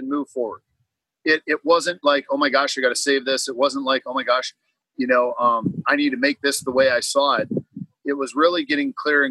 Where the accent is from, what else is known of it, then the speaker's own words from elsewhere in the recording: Minnesota, United States; moved away as an adult; now in Florida, United States; I grew up in Minnesota, and finally, after 38 years of freezing